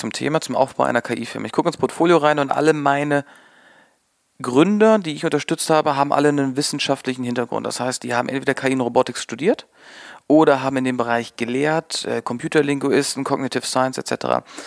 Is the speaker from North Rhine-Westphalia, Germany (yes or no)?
yes; Münsterland, North Rhine-Westphalia, Germany; ich komme aus dem, äh, aus dem Münsterland äh, oder beziehungsweise aus Westfalen, sehr, sehr pferdelastig. Meine, Pferde, meine Eltern waren immer mit Pferden involviert